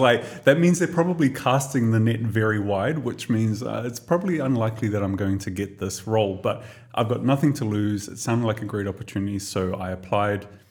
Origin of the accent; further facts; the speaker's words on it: Tokomaru Bay, Gisborne, New Zealand; moved away as an adult; now in Dubai, United Arab Emirates; a little tiny little town on the east coast of the North Island of New Zealand called Tokomaru Bay. So that's where I was born and raised